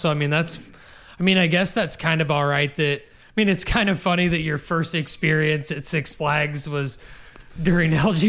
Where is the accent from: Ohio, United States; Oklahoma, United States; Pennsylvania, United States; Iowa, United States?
Iowa, United States; Fruitland; because I grew up down in Fruitland and they've got the airport right down there.